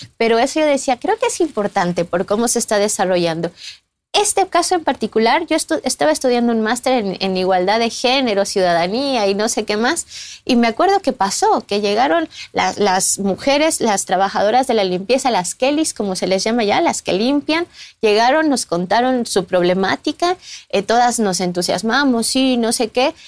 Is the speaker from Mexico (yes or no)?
yes; Mexico City, Mexico; moved away as an adult; now in Barcelona, Spain; yo soy mexicana